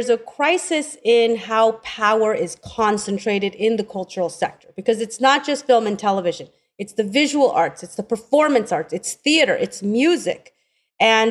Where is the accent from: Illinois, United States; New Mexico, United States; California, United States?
California, United States; Oakland; I grew up in Oakland.